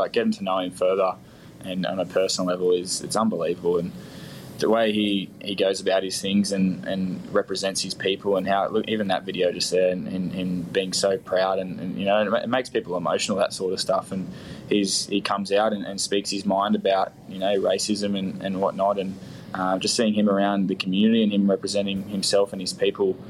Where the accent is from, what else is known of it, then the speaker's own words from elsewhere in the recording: Central Coast, New South Wales, Australia; I grew up on the Central Coast, New South Wales